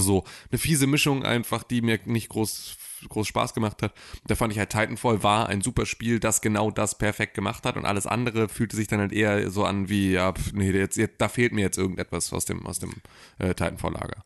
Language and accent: German; Gifhorn, Lower Saxony, Germany; In meiner Heimatstadt